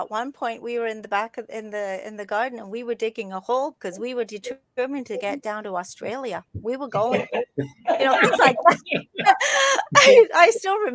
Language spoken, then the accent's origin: English; England, United Kingdom; moved away; I'm from England